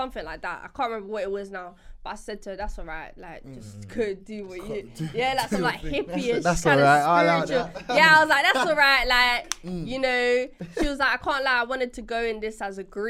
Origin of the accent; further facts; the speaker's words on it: Jamaica; now in United Kingdom; I'm obviously from the Caribbean. And Jamaica.